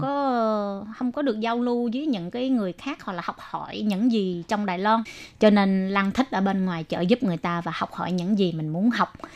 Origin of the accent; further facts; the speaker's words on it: Vietnam; now in Taiwan; chỉ có mình người Việt Nam